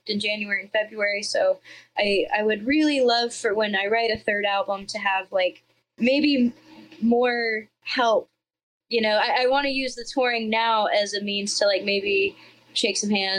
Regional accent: Georgia, United States; I'm from Georgia

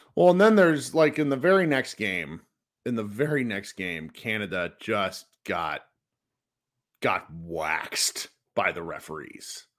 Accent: United States; we as American basketball fans

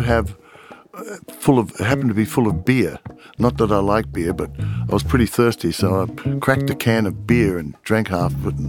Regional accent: Adelaide, South Australia, Australia; also born or lived in London; Adelaide, which is my hometown

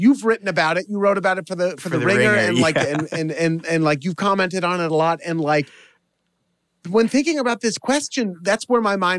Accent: Oregon, United States; moved away; I was raised on the West Coast. Mm-hmm. I was raised in Oregon and everything, but my dad is from Brooklyn. So I have this weird little like trace of an accent.

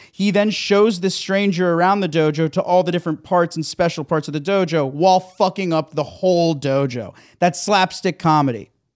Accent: South Florida, United States; moved away; I come from South Florida.

